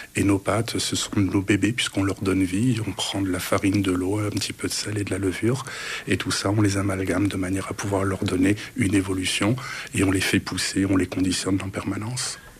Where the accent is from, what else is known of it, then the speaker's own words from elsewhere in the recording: Italy; moved away as an adult; now in Canada; chez nous en Italie